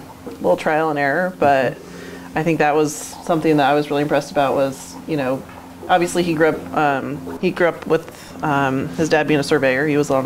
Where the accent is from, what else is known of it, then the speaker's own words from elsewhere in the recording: Queensland, Australia; You know, growing up in Queensland, Australia, water is not a in abundance like it is here.